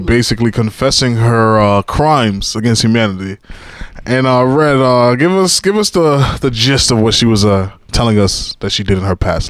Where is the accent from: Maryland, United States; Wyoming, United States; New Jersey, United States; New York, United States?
New York, United States; I mean, you know, we're all from New York, right?